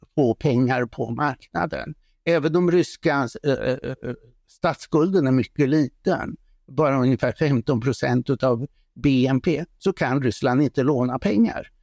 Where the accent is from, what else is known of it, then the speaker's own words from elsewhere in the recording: Sweden; Som svensk